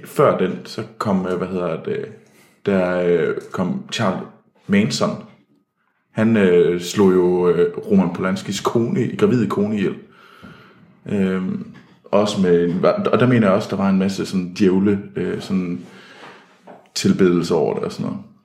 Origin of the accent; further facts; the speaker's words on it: Denmark; der kommer jeg simpelthen for meget fra Jylland